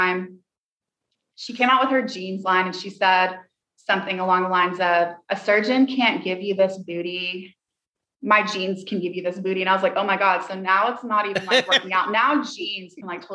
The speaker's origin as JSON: {"language": "English", "region": "Tennessee", "country": "United States", "said": "I'm from Tennessee and I say, a hurt dog will holler."}